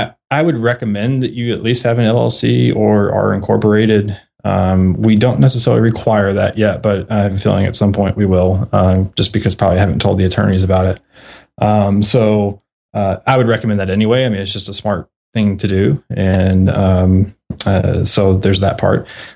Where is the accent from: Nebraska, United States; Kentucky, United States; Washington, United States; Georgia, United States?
Kentucky, United States; I'm from Kentucky.